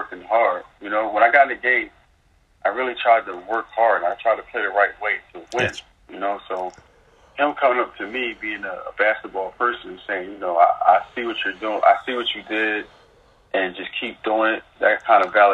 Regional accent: Philadelphia, Pennsylvania, United States; I'm from West Philly

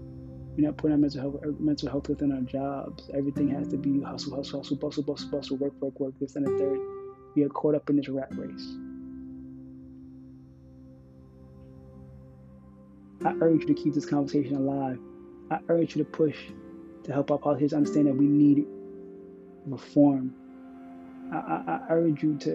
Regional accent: United States; I speak as an American in America

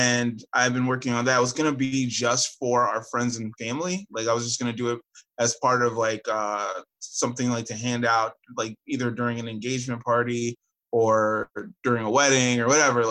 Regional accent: Westchester, New York, United States; growing up in Westchester

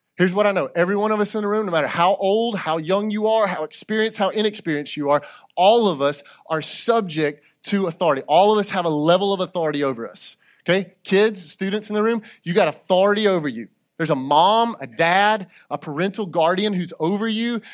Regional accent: United States; I'm an American

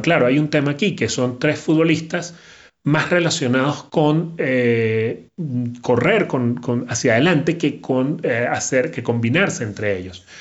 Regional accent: Venezuela; Yo soy venezolano

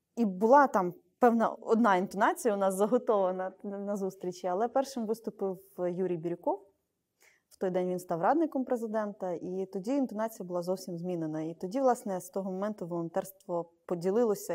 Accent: Zhytomyr, Zhytomyr Oblast, Ukraine; з мого рідного Житомира

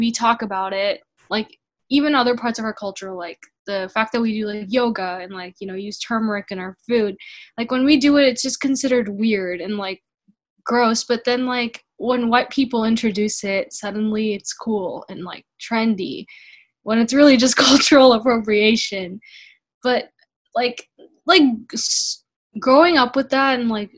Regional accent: Chicago, Illinois, United States; now in Texas, United States; growing up in Chicago, there wasn't that many people that looked like me

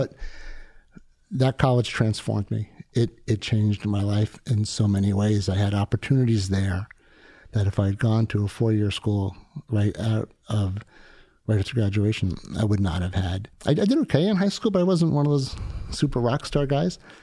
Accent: South Shore of Long Island, New York, United States; I grew up in New York on the South Shore of Long Island

